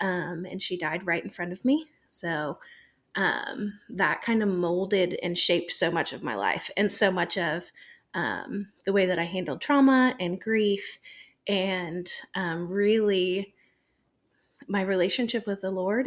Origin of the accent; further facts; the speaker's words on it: Michigan, United States; moved away; I'm originally from Michigan